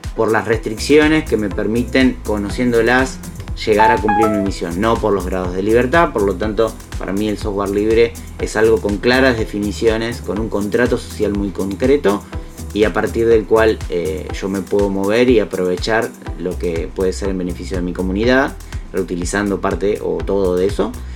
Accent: Bahía Blanca, Buenos Aires Province, Argentina; nací en Bahía Blanca

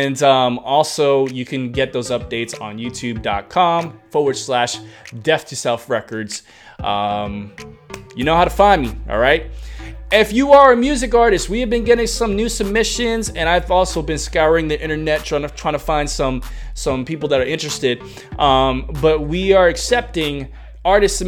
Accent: New York, United States; moved away; I was raised in the Concrete Jungle, your boy's from New York

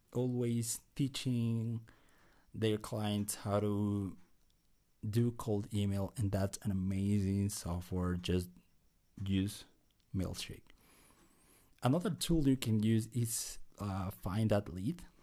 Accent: Bolivia; I'm Latino. I'm from Bolivia

